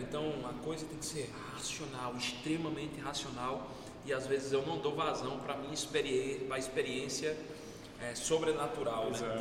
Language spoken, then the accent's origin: Portuguese; Brazil; eu nunca saí do Brasil